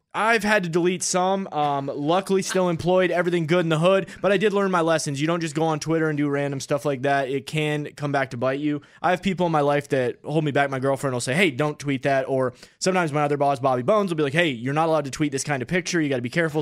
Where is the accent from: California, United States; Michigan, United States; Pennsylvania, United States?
Michigan, United States; Upper Peninsula of; I'm a Midwesterner. I'm from that Upper Peninsula of Michigan